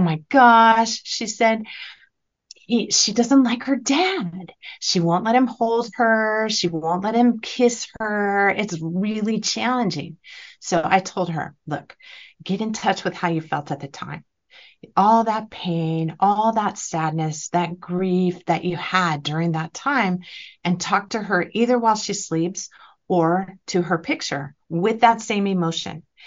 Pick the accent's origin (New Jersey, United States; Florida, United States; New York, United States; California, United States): California, United States; I'm from California